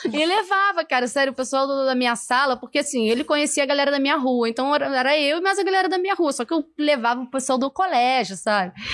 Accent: São Gonçalo, Rio de Janeiro, Brazil; eu sou de São Gonçalo, né? E eu moro lá em Alcântara, do lado, colado no McDonald's que tem lá

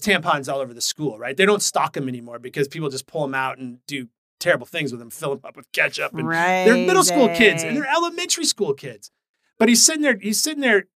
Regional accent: Portland, Oregon, United States; I'm a Portland native

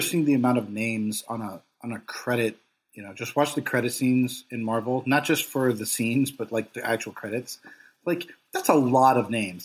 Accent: Los Angeles, California, United States; I grew up in Los Angeles

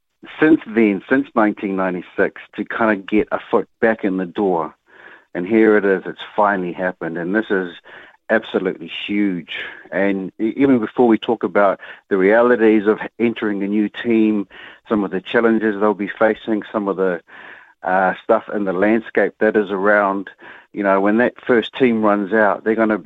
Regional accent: Auckland, New Zealand; I grew up in Te Atatū

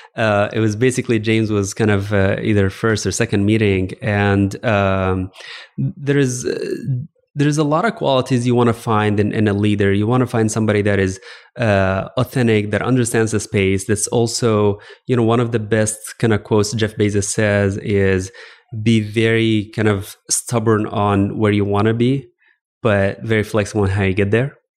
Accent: Alexandria, Alexandria Governorate, Egypt; moved away as an adult; also born or lived in Virginia / Texas; I actually grew up in Egypt. I grew up in Alexandria, Egypt specifically.

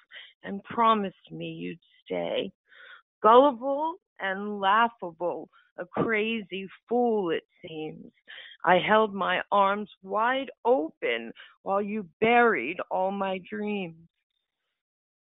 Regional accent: Delaware, United States; I'm from the United States, from Delaware.

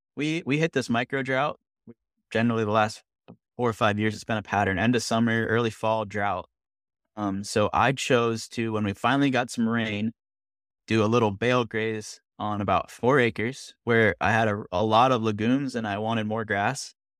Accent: Vermont, United States; moved away as an adult; now in North Carolina, United States; growing up in Vermont

